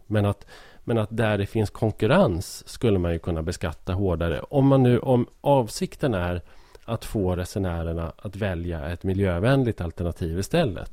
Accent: Hälsingland, Gävleborg County, Sweden; som hälsing

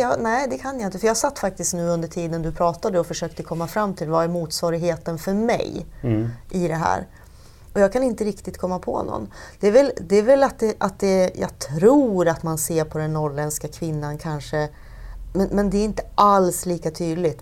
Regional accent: Sundsvall, Västernorrland County, Sweden; Jag är ju född i Sundsvall och uppvuxen här

